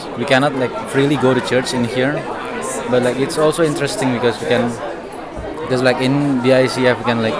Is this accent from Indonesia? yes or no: yes; Indonesia; now in China; I'm from Indonesia.